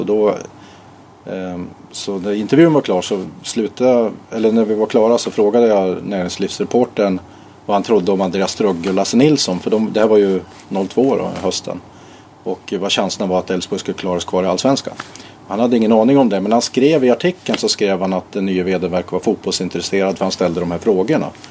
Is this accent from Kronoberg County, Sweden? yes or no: no; Härjedalen, Jämtland, Sweden; also born or lived in Uppsala; now in Borås, Sweden; jag kommer från Härjedalen